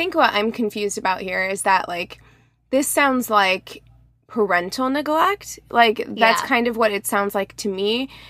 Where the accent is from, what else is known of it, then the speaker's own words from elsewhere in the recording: Missouri, United States; And I'm from Missouri, which is a pretty conservative Christian state.